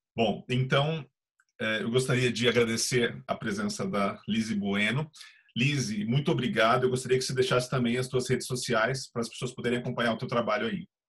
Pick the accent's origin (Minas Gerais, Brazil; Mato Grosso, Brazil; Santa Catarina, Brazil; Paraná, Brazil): Paraná, Brazil; Eu sou do Paraná